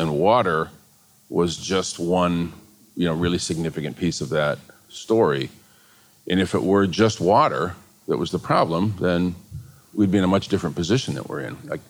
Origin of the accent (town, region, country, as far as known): Flint, Michigan, United States; born or raised there